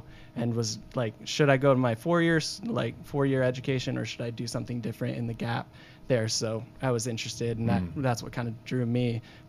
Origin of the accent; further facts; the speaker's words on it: Iowa, United States; also born or lived in Sydney, Australia; now in Texas, United States; I'm from Iowa.